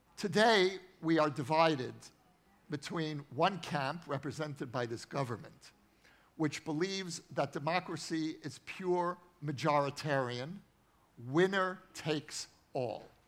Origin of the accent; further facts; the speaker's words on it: United States; now in Israel; I grew up in the United States, as you can hear from my accent